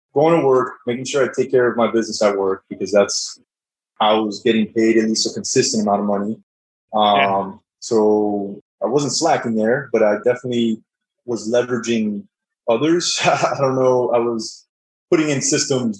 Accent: South Florida, United States; now in Dallas, United States; I'm originally from South Florida. Now I live in Dallas

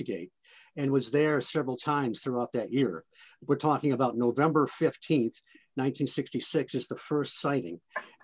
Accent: Detroit, Michigan, United States; now in South Central Michigan, United States; I grew up in around Detroit. I'm in South Central Michigan now

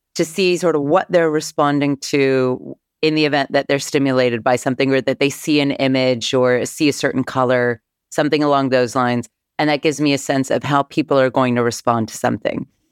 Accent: Northern California, United States; growing up in Northern California

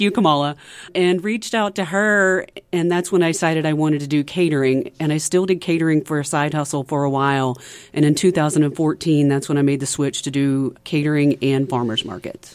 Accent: DeWitt, Arkansas, United States; moved away as an adult; also born or lived in Seattle, Washington; now in Northwest Arkansas, United States; I'm originally from the eastern side of the state

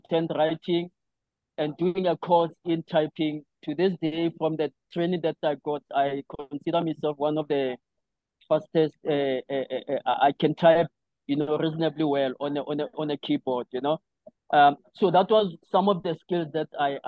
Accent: Johannesburg, Gauteng, South Africa; also born or lived in Cape Town / Limpopo; now in Johannesburg, South Africa; I briefly came back to Pimville to do the latter part of my primary school and started high school

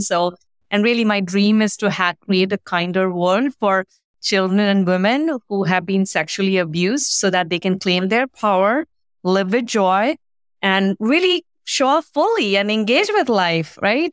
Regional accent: India; moved away; I grew up in India.

